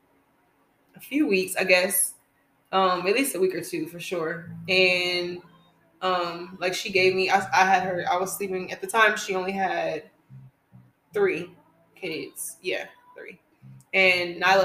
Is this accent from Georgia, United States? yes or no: yes; Atlanta, Georgia, United States; moved away as an adult; now in North Carolina, United States; I was living back in my hometown of Atlanta